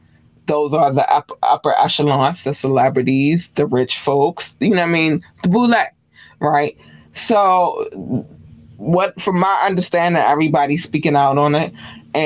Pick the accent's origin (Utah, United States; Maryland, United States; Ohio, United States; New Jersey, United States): Maryland, United States; Baltimore; But I'm from Baltimore. This happens. this happens. I don't care where you live at in Baltimore.